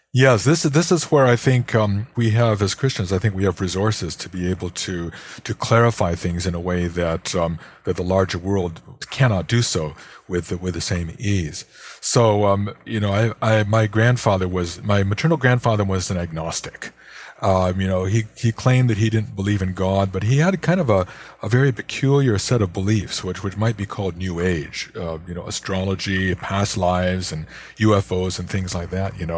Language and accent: English; Chicago, Illinois, United States; my hometown of Chicago